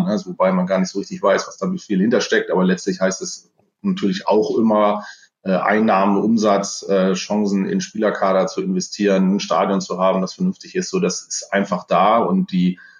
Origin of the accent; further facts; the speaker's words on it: Bramsche, Lower Saxony, Germany; Ansonsten komme ich aus dem Bereich Osnabrück, habe auch ein kleines lila weißes Herz in meinem Herzen, muss man sagen, aber das ist natürlich naheliegend. Ähm, ich bin Bramscher, das ist nicht so weit, ich weiß.